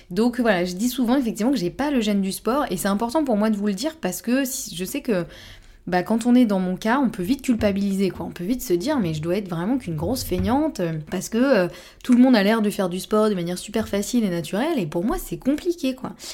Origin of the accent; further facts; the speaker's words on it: Normandy, France; now in Bordeaux, France; moi je suis normande